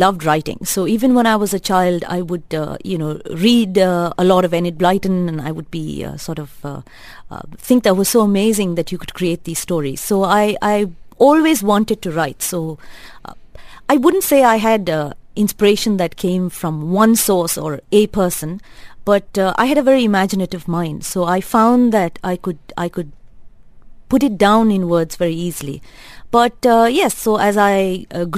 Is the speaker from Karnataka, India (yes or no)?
yes; Bangalore, Karnataka, India; moved away as an adult; now in Dubai, United Arab Emirates; I grew up, I was raised in Bangalore, studied in Bangalore, lived in Bangalore.